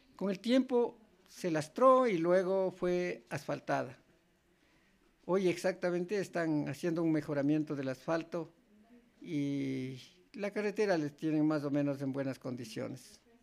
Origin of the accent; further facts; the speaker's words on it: Sigchos, Cotopaxi, Ecuador; lo que era mi pueblo, Sichos